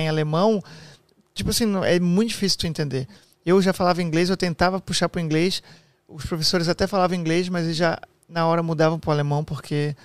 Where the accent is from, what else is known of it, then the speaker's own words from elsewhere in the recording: near Blumenau, Santa Catarina, Brazil; como eu sou do Sul, né, ali do lado de Blumenau também, é, a gente cresceu com muito amigo